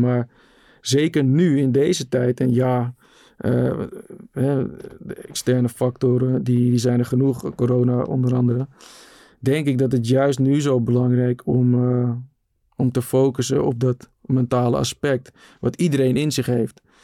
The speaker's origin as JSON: {"language": "Dutch", "country": "Netherlands", "tie": "born or raised there", "said": "op het pleintje waar ik opgroeide in de rivierenbuurt"}